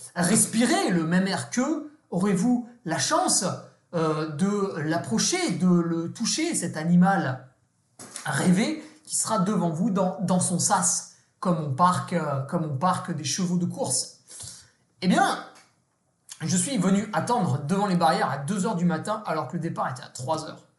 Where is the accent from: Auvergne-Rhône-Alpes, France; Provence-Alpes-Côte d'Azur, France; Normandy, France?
Auvergne-Rhône-Alpes, France; Savoy; Je suis savoyard